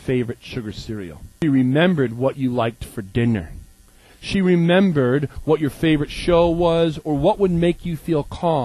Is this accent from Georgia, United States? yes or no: no; Maine, United States; also born or lived in Minneapolis; I'm from Maine. I'm a Mainer.